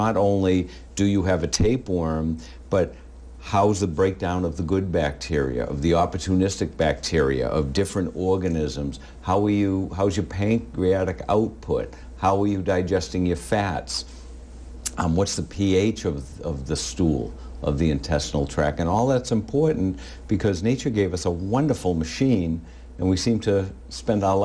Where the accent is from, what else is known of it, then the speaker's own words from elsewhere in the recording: Winthrop, United States; I grew up in Winthrop